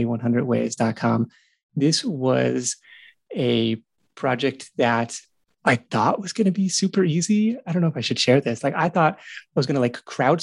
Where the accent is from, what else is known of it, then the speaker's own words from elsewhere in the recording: Pacific Northwest, United States; moved away as an adult; now in California, United States; Great Pacific Northwest, where my wife and I both grew up